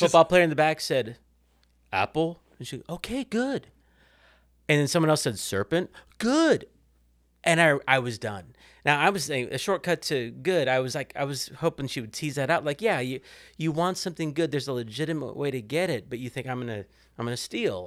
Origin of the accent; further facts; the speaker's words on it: Kansas City, Missouri, United States; moved away as an adult; now in Fort Worth, United States; I grew up in Kansas City.